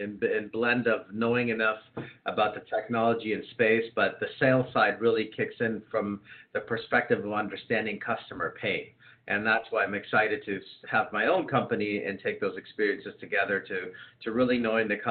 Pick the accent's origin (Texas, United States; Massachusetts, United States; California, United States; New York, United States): California, United States; San Diego; now in Marin County, United States; I grew up in San Diego